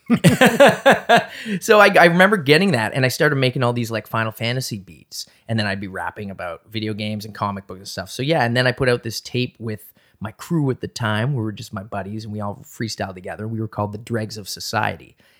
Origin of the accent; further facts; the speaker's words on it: Halifax, Nova Scotia, Canada; moved away as an adult; also born or lived in Toronto; I grew up in Halifax, and I was kind of back and forth between Halifax and Toronto